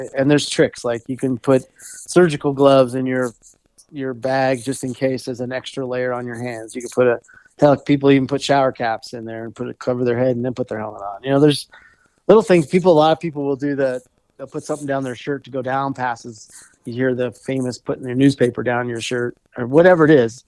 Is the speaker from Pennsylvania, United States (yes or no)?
no; Golden, Colorado, United States; also born or lived in Arvada, Colorado; I grew up in Golden, which is a little bit further west